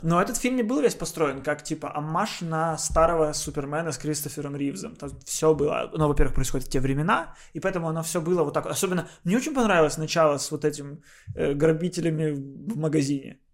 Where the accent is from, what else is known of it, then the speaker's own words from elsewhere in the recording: Odesa, Odesa Oblast, Ukraine; moved away; я как родился, какие украшения были, с этими же украшениями я с Одессы и уехал